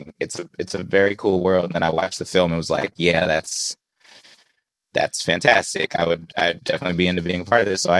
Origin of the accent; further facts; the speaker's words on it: Bay Area, California, United States; I grew up in the Bay Area